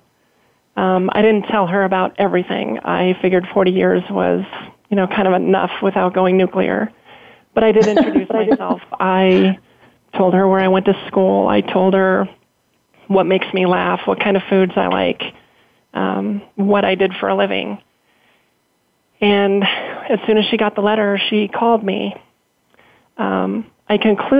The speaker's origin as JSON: {"language": "English", "region": "Colorado", "country": "United States", "tie": "born or raised there", "said": "I grew up in Colorado my entire life"}